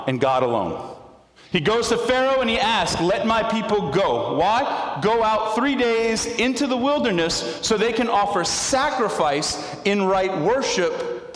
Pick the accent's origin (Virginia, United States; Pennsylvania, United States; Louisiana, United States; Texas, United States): Louisiana, United States; Central Lafourche; I was a Central fan, and I was graduated from Central